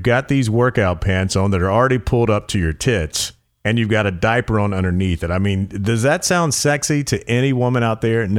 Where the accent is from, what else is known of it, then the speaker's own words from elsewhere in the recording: the South, United States; I'm from the South